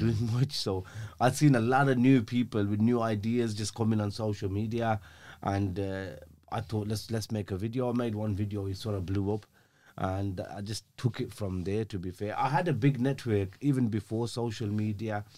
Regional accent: Birmingham, West Midlands, United Kingdom; I grew up in a, um, in North, I think it's North, comes under North Birmingham. It's, uh, an area called Aston

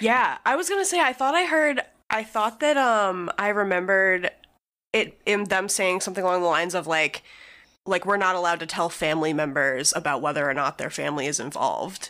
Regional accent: Albuquerque, New Mexico, United States; I am from Albuquerque

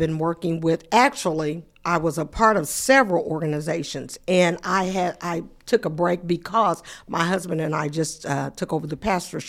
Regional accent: Muncie, Indiana, United States; I am from Muncie. I'm a Muncie resident, born and raised in Muncie. I've graduated from Muncie Community Schools. I'm just a product of Muncie. My parents are here. They're still here.

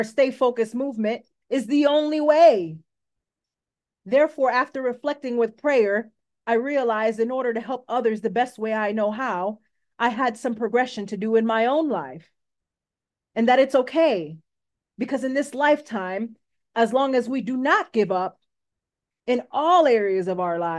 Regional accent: Coral Springs, Florida, United States; I was born on March 22nd, 1993 in Coral Springs, Florida

